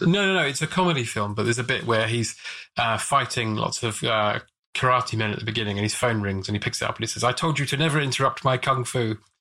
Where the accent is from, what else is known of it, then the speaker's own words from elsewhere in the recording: Watford, East of England, United Kingdom; I grew up in Watford, and they filmed a lot of EastEnders around there